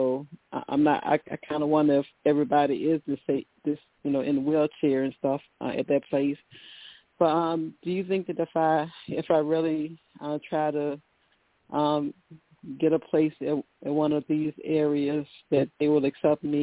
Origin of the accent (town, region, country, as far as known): Virginia, United States